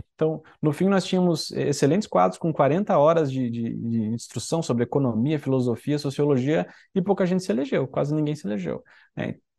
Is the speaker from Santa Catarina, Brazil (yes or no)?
yes; Santa Catarina, Brazil; eu sou de Santa Catarina